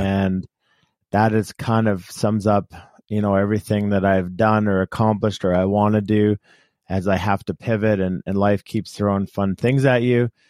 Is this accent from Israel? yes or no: no; Canada; we grew up in Canada and very few people played football.